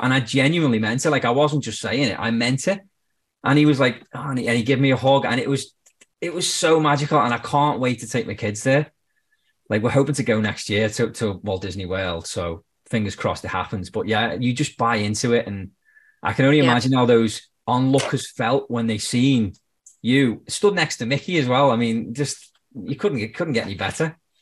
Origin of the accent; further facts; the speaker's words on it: Birkenhead, North West England, United Kingdom; moved away as an adult; now in Canada; I'm from the Wirral, which is across the water from Liverpool. It's basically the same. And he was like, oh, where about on the Wirral? And I was like, Birkenhead.